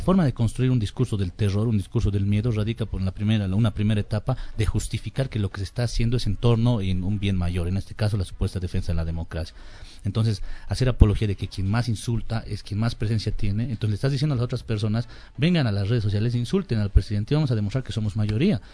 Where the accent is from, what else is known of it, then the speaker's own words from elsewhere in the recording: Bolivia; en Bolivia estamos unidos y no estamos, somos los bolivianos